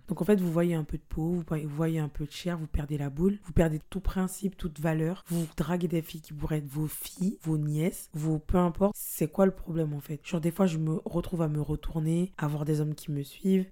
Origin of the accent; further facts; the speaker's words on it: French Guiana; on a été élevés en Guyane